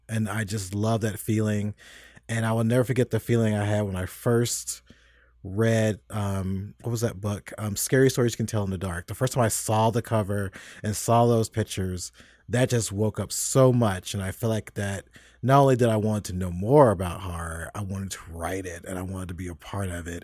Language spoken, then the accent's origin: English; United States; also born or lived in Tennessee / Kentucky; I grew up in Tennessee and Kentucky